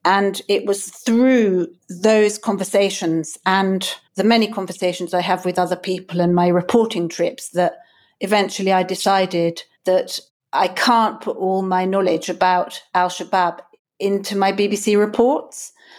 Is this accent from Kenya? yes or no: yes; Kenya; also born or lived in lots of African countries; I was brought up in Kenya and I've lived in lots of African countries.